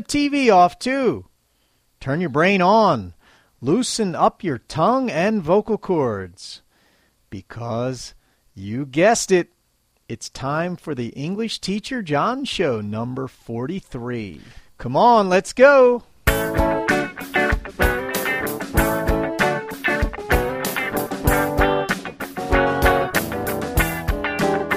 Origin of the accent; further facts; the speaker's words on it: United States; now in Japan; I'm American, and I live in Japan.